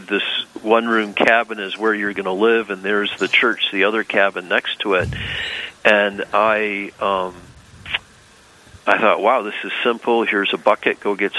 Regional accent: northern lower Michigan, United States; moved away as an adult; also born or lived in Fairbanks, Alaska; I grew up in northern lower Michigan

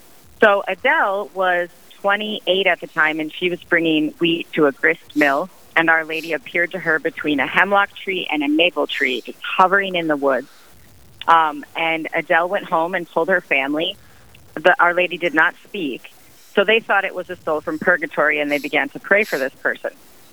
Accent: Midwest, United States; moved away; also born or lived in Houston / Canada; I'm from the Midwest, and I'm a convert

